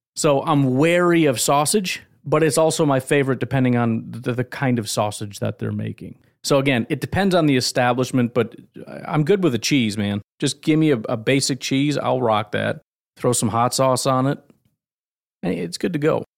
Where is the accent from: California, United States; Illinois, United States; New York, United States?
Illinois, United States; I grew up in Illinois with Bears fans